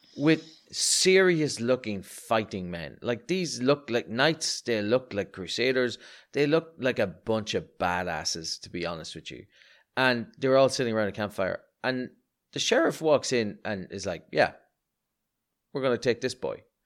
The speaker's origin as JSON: {"language": "English", "country": "Ireland", "said": "as an Irishman"}